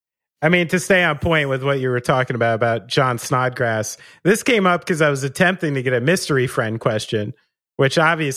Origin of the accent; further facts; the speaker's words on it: New York City, New York, United States; I'm not from France. I'm sorry. I'm from around New York City.